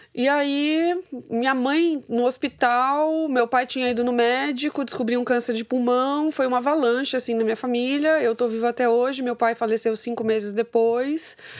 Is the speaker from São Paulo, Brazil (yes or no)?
yes; Santos, São Paulo, Brazil; eu nasci em Santos